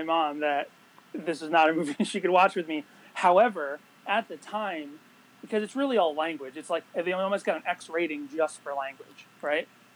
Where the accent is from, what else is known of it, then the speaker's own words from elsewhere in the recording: Massachusetts, United States; I grew up in Massachusetts